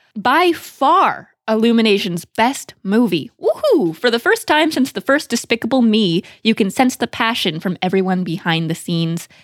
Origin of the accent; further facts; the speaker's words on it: Beaverton, Oregon, United States; I grew up in the Portland, Beaverton area and went to high school two miles from Nike headquarters